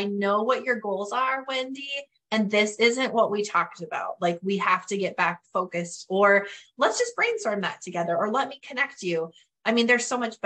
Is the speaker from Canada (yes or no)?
yes; Northern Canada, Canada; accent: Northern Canadian; moved away; I will probably forever have my Northern Canadian accent